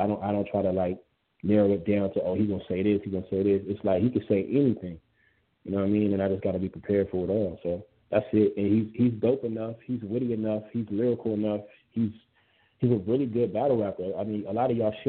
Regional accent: West Coast, United States; I'm from the West.

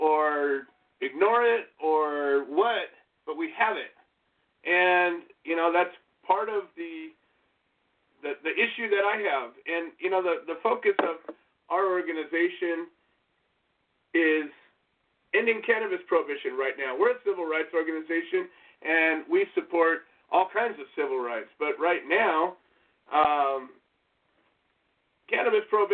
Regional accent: California, United States; I am from California.

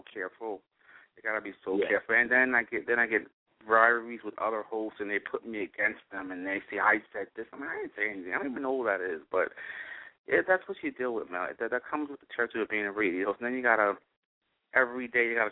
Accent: Newark, New Jersey, United States; now in West Orange, United States; I was born and raised in Newark, so I know Jersey with my eyes closed

